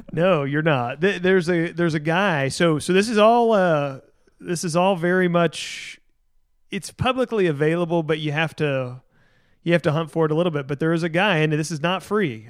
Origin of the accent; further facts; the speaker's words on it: Tennessee, United States; now in Texas, United States; Tennessee, my home state, the state that I grew up